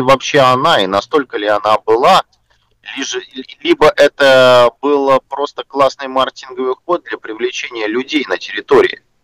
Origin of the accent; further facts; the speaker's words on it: Russia; что мы, там из России приехали, да, все-таки у нас э, свои языковые особенности